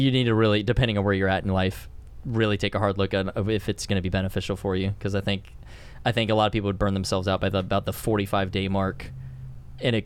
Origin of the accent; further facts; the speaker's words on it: Portland, Oregon, United States; moved away; also born or lived in Vienna, Austria; I'm from Portland area, man. Portland, Oregon.